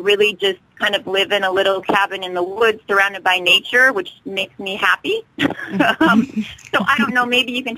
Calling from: Alaska, United States; I'm calling from Alaska.

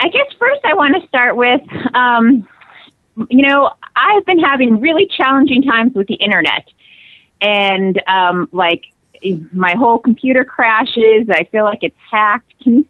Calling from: Alaska, United States; I'm calling from Alaska.

